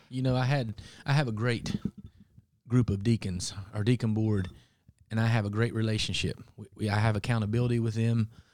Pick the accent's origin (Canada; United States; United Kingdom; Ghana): United States; Appalachia; growing up in Appalachia, we had considered part of the Bible Belt